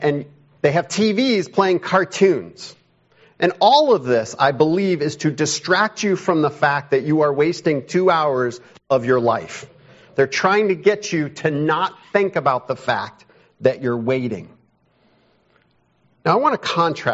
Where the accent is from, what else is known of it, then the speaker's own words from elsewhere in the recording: Chicago, Illinois, United States; moved away as an adult; I grew up around Chicago.